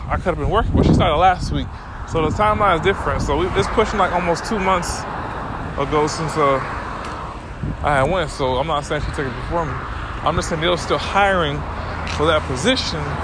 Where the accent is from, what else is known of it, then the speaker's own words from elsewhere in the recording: Miami, Florida, United States; I'm from Miami